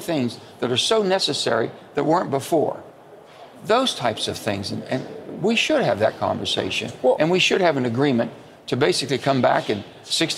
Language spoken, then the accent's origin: English; the South, United States; the old Southern Democrats, where I come from